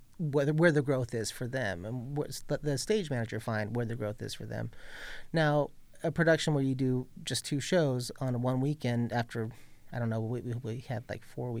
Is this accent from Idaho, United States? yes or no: no; Ventura, California, United States; I grew up in Ventura, California